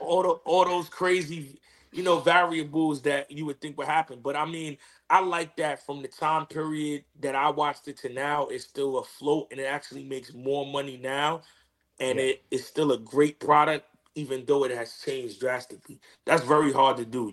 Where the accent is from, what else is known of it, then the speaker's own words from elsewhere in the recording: New York City, New York, United States; growing up in growing up in Queens